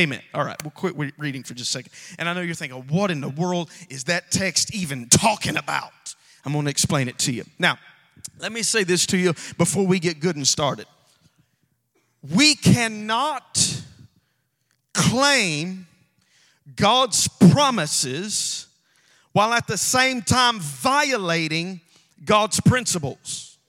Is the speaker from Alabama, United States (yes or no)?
yes; Alabama, United States; We have to teach you how we preach down in Alabama. I'm from Alabama.